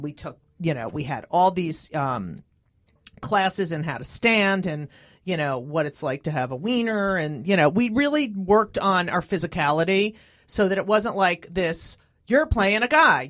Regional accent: New Jersey, United States; growing up in New Jersey

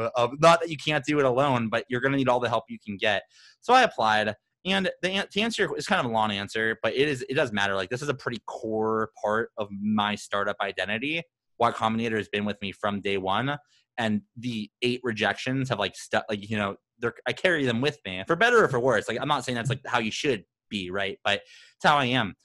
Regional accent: Phoenix, Arizona, United States; I'm this guy from Phoenix

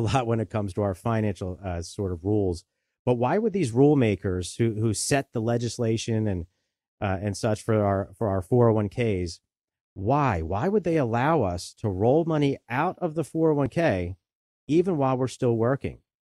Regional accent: Delaware County, Pennsylvania, United States; I grew up right here in Delaware County. I've spent my whole life here.

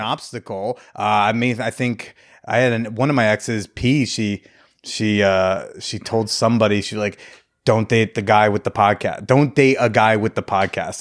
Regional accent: Bergen County, New Jersey, United States; I grew up in North Jersey

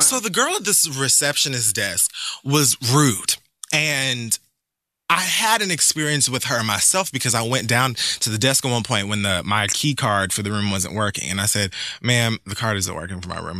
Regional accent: Jamaica; as a Jamaican

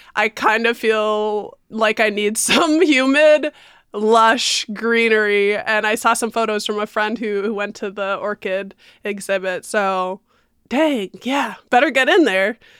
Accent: Baraboo, Wisconsin, United States; also born or lived in Chicago; now in Madison, United States; I grew up in Baraboo, the home of the owl ringing, ringling circus

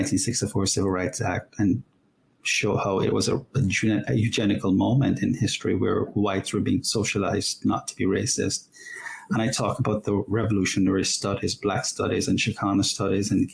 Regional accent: Jamaica; moved away as an adult; now in United States; I'm a legal immigrant, came from Jamaica at the age of 20, and then subsequently became an American citizen about 20 years ago, and fell in love with this great country as a child growing up in Jamaica

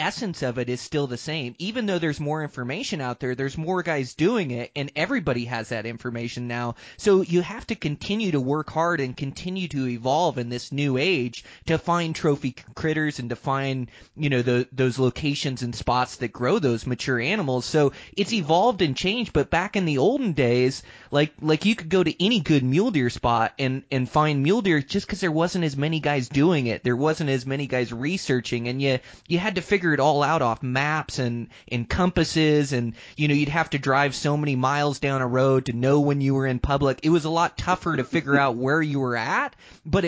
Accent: Washington, United States; moved away as an adult; now in Montana, United States; I moved straight after high school from Washington to Montana

